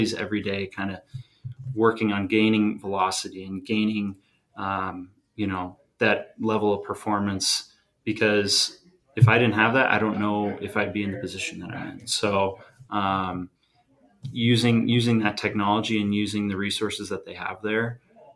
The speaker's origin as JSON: {"language": "English", "town": "San Diego", "region": "California", "country": "United States", "tie": "born or raised there", "said": "growing up in San Diego"}